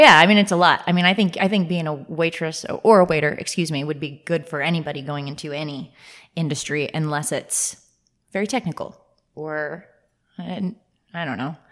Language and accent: English; Northern Virginia, United States; I'm from the Northern Virginia area